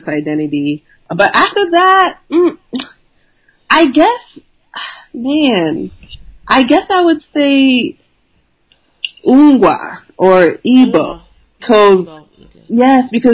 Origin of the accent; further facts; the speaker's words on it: Trenton, New Jersey, United States; I was born in Trenton, New Jersey